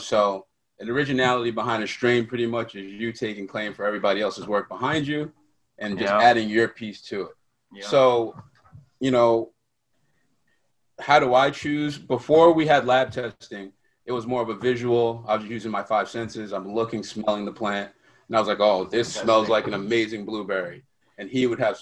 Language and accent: English; New York, United States; born and raised in New York, and city that never sleeps.